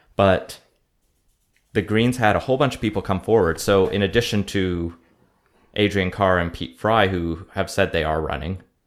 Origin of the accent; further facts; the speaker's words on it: Alberta, Canada; now in Vancouver, Canada; we're both from Alberta, me and …